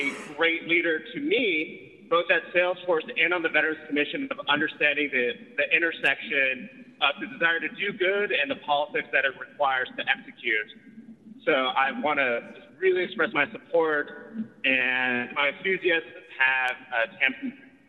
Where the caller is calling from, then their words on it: Pearl Harbor, Hawaii, United States; I'm dialing in from Pearl Harbor, Hawaii